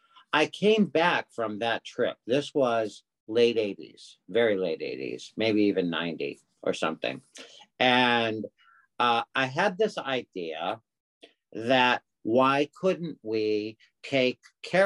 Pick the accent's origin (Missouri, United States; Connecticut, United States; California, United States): Connecticut, United States; I'm originally from Connecticut